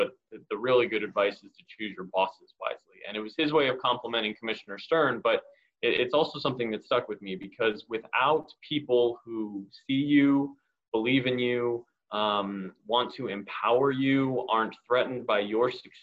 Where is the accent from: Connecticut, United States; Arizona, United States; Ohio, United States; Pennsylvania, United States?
Arizona, United States; Phoenix; born and raised in Phoenix and a lifelong Suns fan